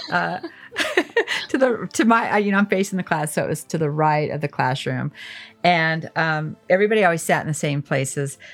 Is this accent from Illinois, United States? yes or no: no; Alamosa, Colorado, United States; I grew up in Alamosa